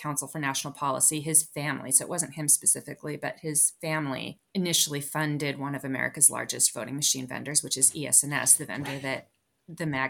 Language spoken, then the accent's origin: English; California, United States; moved away; my home state of California